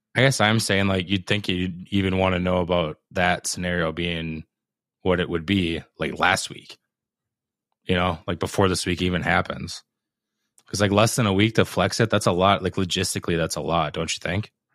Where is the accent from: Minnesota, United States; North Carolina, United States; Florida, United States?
Minnesota, United States; being a Minnesotan, right? Growing up up here.